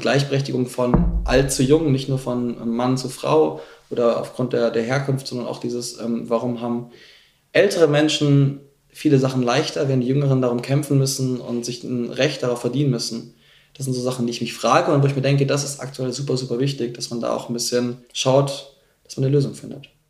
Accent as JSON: {"language": "German", "town": "Munich", "region": "Bavaria", "country": "Germany", "said": "Ich komme aus München."}